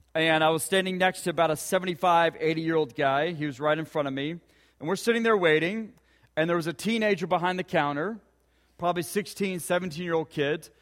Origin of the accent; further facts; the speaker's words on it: Ponca City, Oklahoma, United States; growing up in Ponca City.